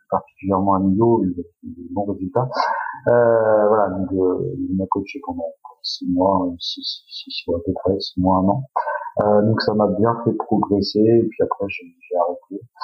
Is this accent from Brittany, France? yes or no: no; Saint-Cyr-en-Val, Centre-Val de Loire, France; moved away as an adult; also born or lived in Beaugency; now in Angers, France; je suis à l'origine, je, suis, originaire d'Orléans, de Saint-Cyr-en-Val, très exactement, j'ai 40 ans, j'ai deux enfants, je suis marié, on a déménagé il y a à peu près maintenant presque deux mois, à côté d'Angers